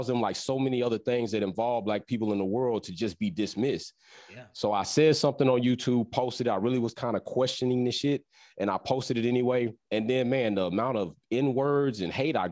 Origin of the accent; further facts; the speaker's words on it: Texas, United States; now in Georgia, United States; originally born and raised out of that big state, Texas, currently in Georgia